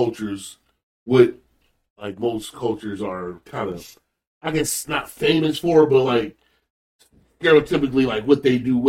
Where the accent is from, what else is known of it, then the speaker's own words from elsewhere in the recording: Flint, Michigan, United States; I'm from Flint